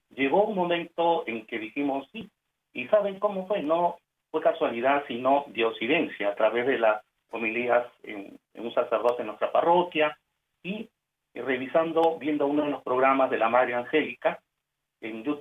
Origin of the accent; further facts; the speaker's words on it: Lima, Peru; moved away as an adult; now in Hollywood, United States; Mi esposa y yo somos de Lima, Perú, y nos conocimos en Radio María Perú, donde estuvimos siete años, gracias a, al llamado que la Virgen hace. Y una vez que ya tenemos 17 años radicados aquí en el sur de Florida, en la ciudad de Hollywood